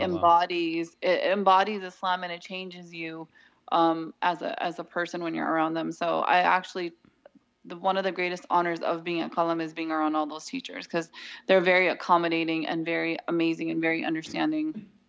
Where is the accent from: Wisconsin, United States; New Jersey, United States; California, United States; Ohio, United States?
California, United States; Southern; I'm from Southern California and I have a background in graphic design and marketing.